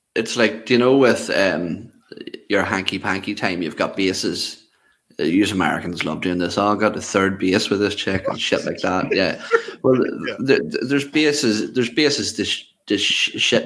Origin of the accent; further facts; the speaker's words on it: Ireland; I, am Irish.